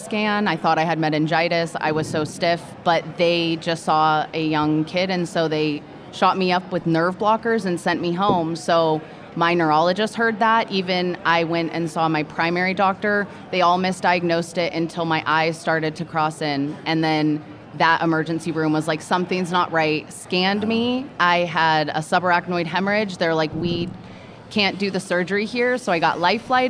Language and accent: English; Manhattan Beach, California, United States; I grew up in Manhattan Beach.